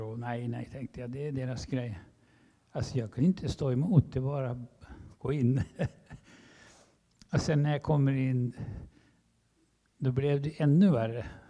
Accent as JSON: {"language": "Swedish", "country": "Sweden", "said": "I come from Sweden"}